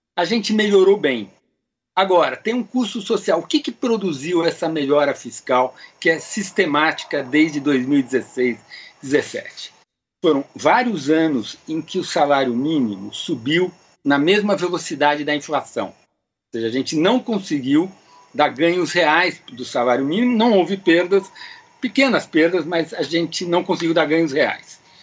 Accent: Brazil; Nós, não somos Argentina, nós não somos Venezuela, até porque a gente tem origem portuguesa

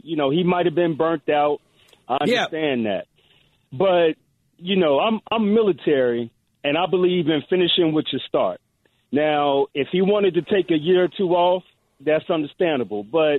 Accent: New Orleans, Louisiana, United States; now in Charlotte, United States; Yeah, I live here in Charlotte. I'm from New Orleans, but I've been here in Charlotte about 10 years.

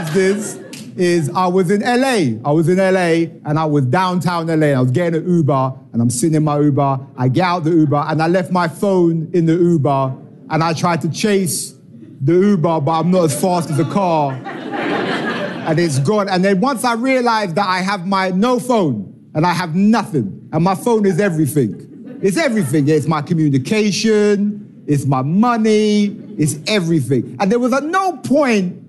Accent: England, United Kingdom; I am from England, and I know I'm not the guy off the brochure, but I am. From England

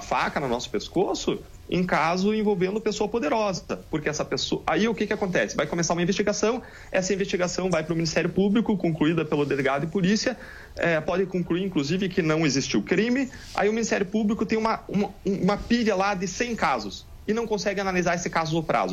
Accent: Brazil; nós como brasileiros

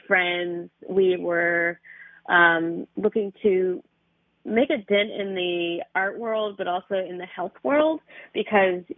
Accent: Philadelphia, Pennsylvania, United States; I'm actually from Philadelphia.

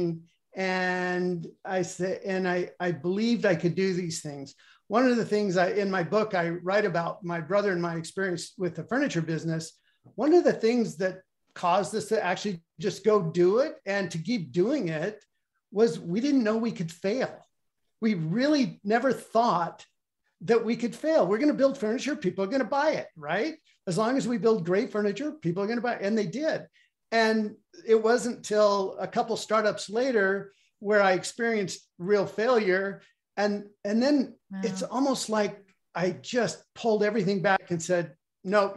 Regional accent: Bend, Oregon, United States; I grew up in Bend, Oregon

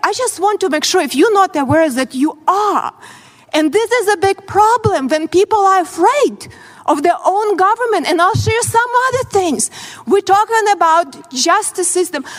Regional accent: Ukraine; born or raised there; English is a second language; moved away as an adult; now in United States

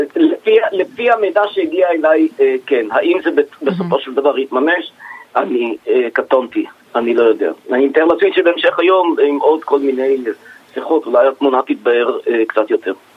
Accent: Israel; אני כאזרח ישראלי

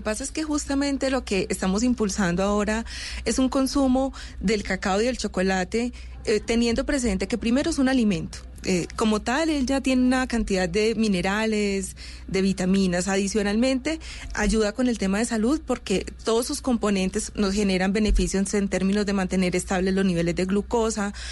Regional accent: Colombia; los colombianos eh, consumimos chocolate en taza

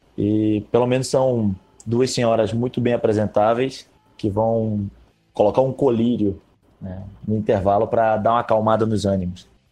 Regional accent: Pernambuco, Brazil; now in Rio de Janeiro, Brazil; Eu sou pernambucano, mas moro

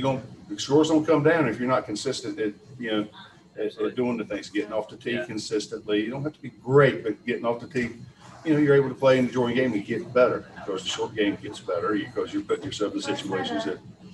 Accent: North Carolina, United States; I grew up in North Carolina.

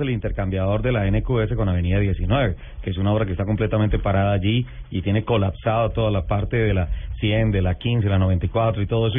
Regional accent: Bogotá, Bogotá Capital District, Colombia; como bogotano

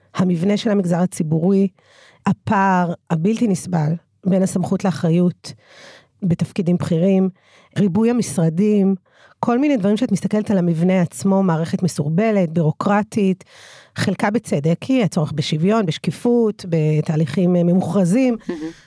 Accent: Ramla, Central District, Israel; אני נולדתי וגדלתי ברמלה

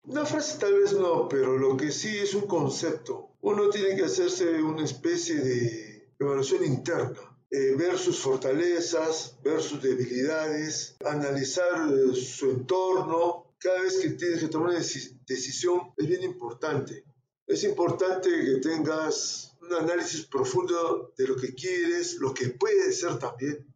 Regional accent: Arequipa, Peru; yo soy de Arequipa y en Arequipa tenemos mucho amor a la patria

